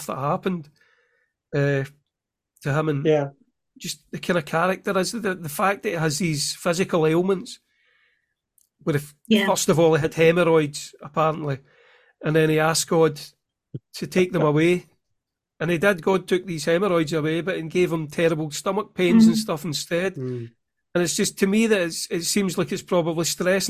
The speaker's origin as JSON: {"language": "English", "region": "Scotland", "country": "United Kingdom", "also_born_or_lived": "Clydebank", "said": "me being Scottish, I'd never had those lessons"}